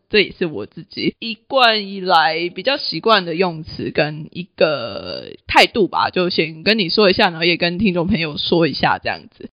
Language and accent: Chinese; Taiwan; 我身为一个台湾人